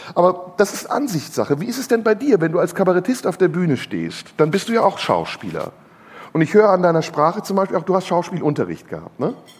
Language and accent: German; Turkey; meine Landsleute, meine ehemaligen Landsleute, die Türken